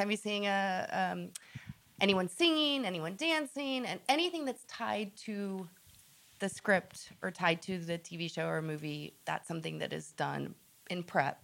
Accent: Austin, Texas, United States; moved away; Austin's my hometown

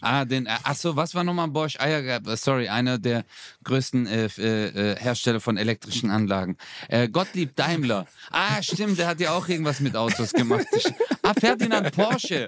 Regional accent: Stuttgart, Baden-Württemberg, Germany; now in Karlsruhe, Germany; ich bin ja eigentlich Stuttgarter

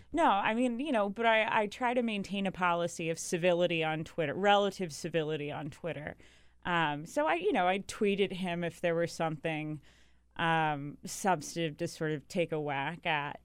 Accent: North Carolina, United States; I grew up in North Carolina

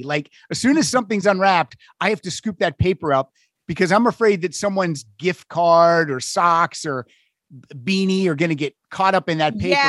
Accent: Pennsylvania, United States; I grew up in Pennsylvania, very small town.

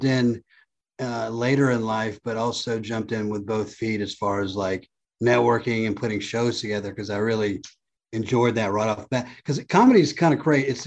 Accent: Warm Springs, Georgia, United States; also born or lived in Baghdad, Iraq; growing up in Warm Springs, Georgia, on a farm and being brown from Iraq

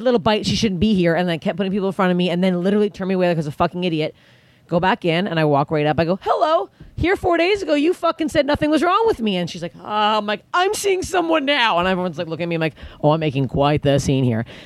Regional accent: Canada; I'm Canadian

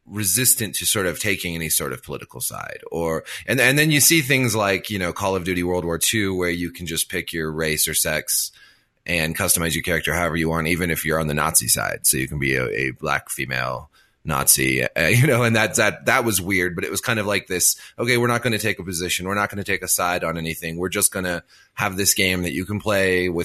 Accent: Montana, United States; accent: Montana; moved away; I'm from Montana. Like, I come from Montana. That's where I was born. That's where I lived for the first part of my life. My voice is a Montana accent

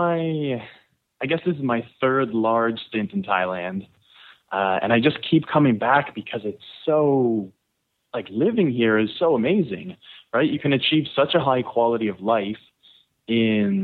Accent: Toronto, Ontario, Canada; moved away; I'm from Toronto, Canada.

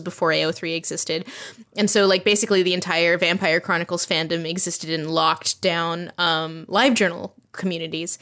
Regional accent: Tennessee, United States; I'm from Tennessee

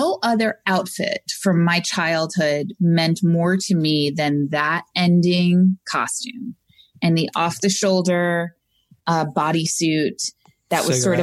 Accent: Long Island, New York, United States; moved away; Originally from Long Island

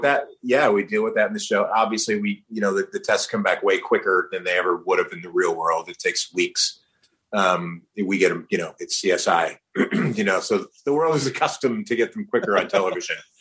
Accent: New Jersey, United States; also born or lived in New York; I was born in New York raised in New Jersey

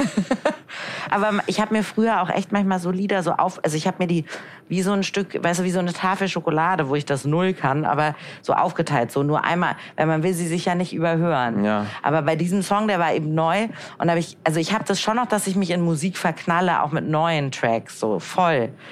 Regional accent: Hamburg, Germany; now in Frankfurt, Germany; Ich komme aus Hamburg

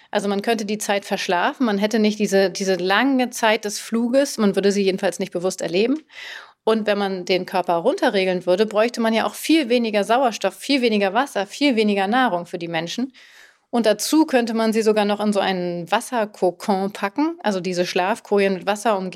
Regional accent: Langenlois, Lower Austria, Austria; ich bin zehn Jahre alt und ich komme aus Langenlois, das in Österreich.

